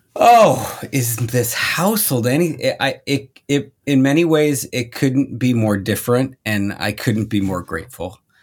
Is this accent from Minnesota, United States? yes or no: yes; Minnesota, United States; moved away as an adult; I grew up in Minnesota